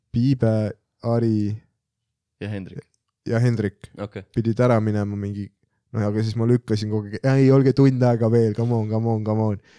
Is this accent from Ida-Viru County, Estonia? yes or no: yes; Ida-Viru County, Estonia; born there; ma sündisin jah, siis Puru haiglas.